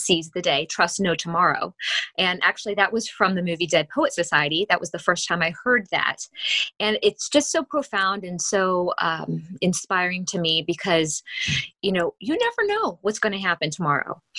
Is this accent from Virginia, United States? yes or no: no; Akron, Ohio, United States; moved away as an adult; also born or lived in Pittsburgh, Pennsylvania; I was born and raised in Akron, Ohio, in the uh, Bath Township area